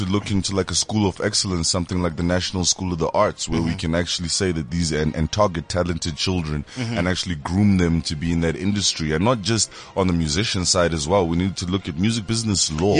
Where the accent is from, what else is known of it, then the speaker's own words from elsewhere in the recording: South Africa; also born or lived in Zimbabwe; I grew up in South Africa. Yeah. I was here from 1994. I did, like, my whole life out here.